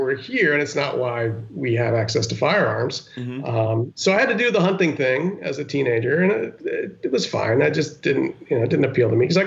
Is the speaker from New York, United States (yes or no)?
yes; Westchester County, New York, United States; also born or lived in Yonkers, New York; I was born in Yonkers and grew up in Westchester County